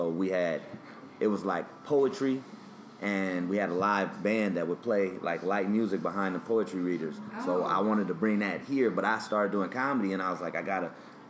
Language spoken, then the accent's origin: English; Portland, Oregon, United States; moved away as an adult; also born or lived in Bakersfield, California; now in New York, United States; Yeah, I'm from Portland, Oregon. Born and raised.